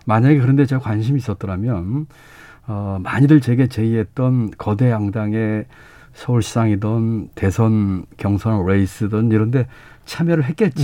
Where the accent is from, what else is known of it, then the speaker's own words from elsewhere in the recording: North Chungcheong, South Korea; moved away; 제가 이제 고향이 충북이고 충청도고